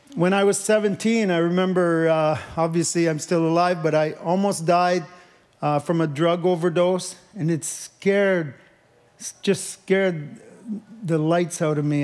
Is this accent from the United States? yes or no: no; Leamington, Ontario, Canada; moved away; I grew up in Leamington, Ontario, and my dad was actually a tomato farmer